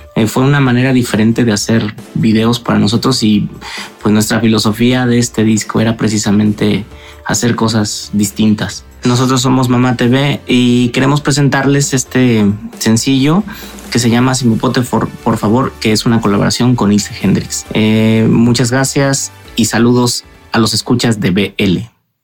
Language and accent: Spanish; Morelia, Michoacán, Mexico; Nosotros somos de Morelia, Michoacán